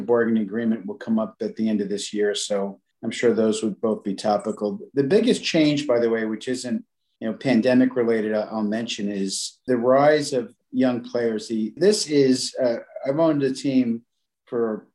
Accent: New York City, New York, United States; I grew up in an Italian neighborhood in the Bronx in Pelham Bay.

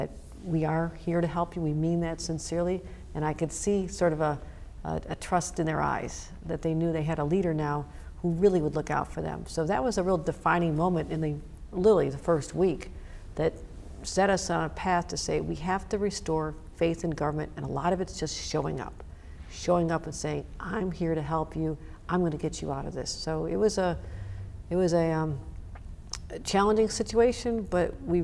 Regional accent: Buffalo, New York, United States; born or raised there

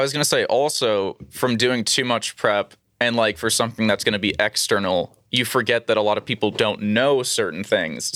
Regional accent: New York City, New York, United States; also born or lived in Long Island; the first, like, twelve years of my life were in Queens.

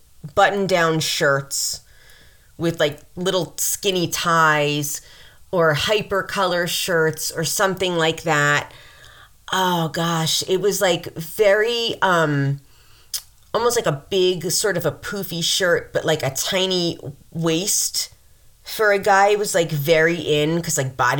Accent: Mount Vernon, New York, United States; there's Lower Westchester where I'm from in Mount Vernon

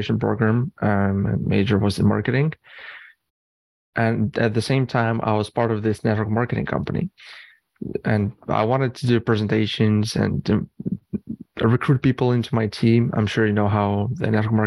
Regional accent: Canada; also born or lived in Eastern Europe / Arizona; moved to Canada

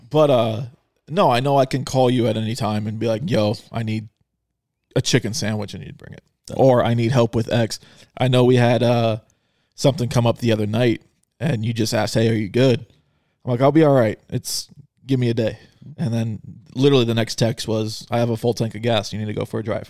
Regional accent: Arizona, United States; I am from Arizona.

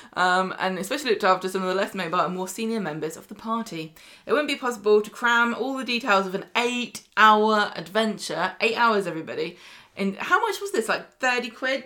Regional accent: Scotland, United Kingdom; accent: Scottish; it's my accent

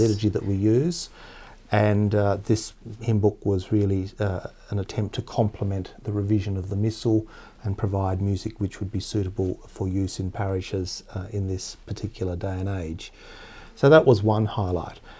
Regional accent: Tasmania, Australia; I grew up in Tasmania, which is the southernmost state of Australia

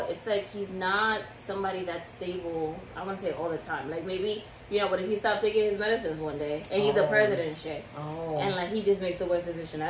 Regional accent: New York, United States; we're Dominican and we're from the Bronx

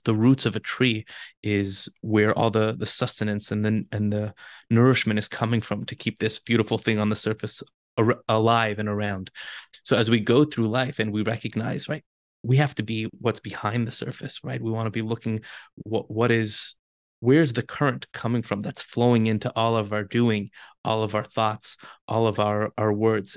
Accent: Los Angeles, California, United States; moved away as an adult; also born or lived in Jerusalem, Israel; now in Israel; I'm born and raised in Los Angeles

